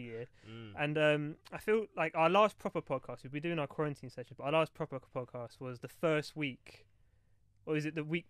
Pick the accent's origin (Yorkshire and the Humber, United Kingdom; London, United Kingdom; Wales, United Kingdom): London, United Kingdom; We are three friends from East London.